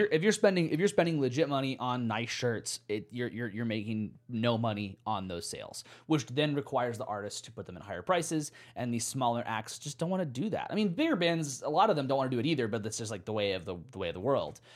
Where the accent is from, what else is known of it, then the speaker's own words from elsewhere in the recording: United States; Maybe I'm just American